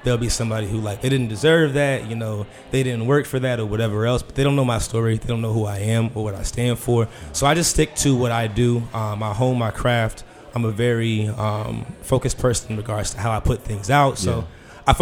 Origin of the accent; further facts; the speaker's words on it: Woodbridge, Virginia, United States; I am from Woodbridge, like an hour south